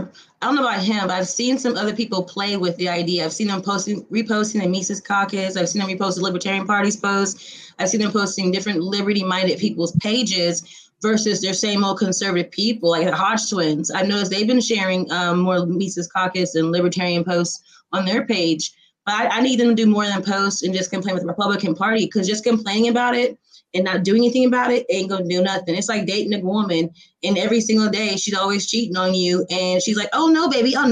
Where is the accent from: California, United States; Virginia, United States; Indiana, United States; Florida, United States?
Indiana, United States; I'm from Indiana.